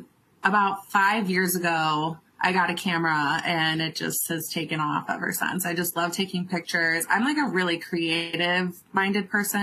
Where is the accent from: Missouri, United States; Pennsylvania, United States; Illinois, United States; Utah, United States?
Illinois, United States; moved away as an adult; now in Covington, United States; I'm originally from Illinois